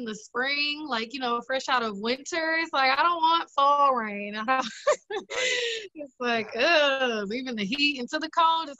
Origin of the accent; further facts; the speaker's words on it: Brown Deer, Wisconsin, United States; From Milwaukee, yeah.